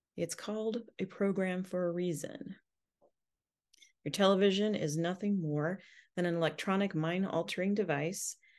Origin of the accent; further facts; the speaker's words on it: United States; as an American